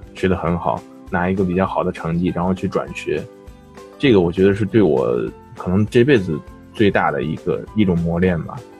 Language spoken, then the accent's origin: Chinese; Henan, China; 这这俺们河南人说的呢